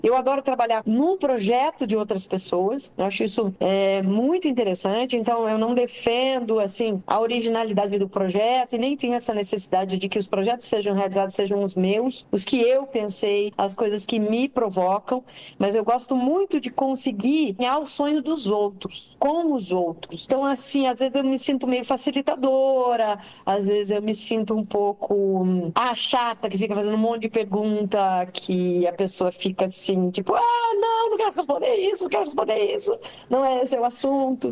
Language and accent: Portuguese; Castro, Paraná, Brazil; moved away as an adult; now in Curitiba, Brazil; Eu sou do interior de uma cidade pequena do Paraná, né? Sou de Castro